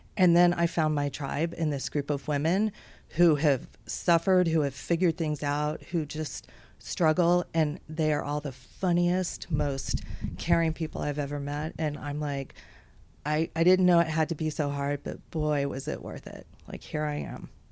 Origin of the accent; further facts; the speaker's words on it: Houston, Texas, United States; So I grew up in Texas. Most of my life was spent growing up in Houston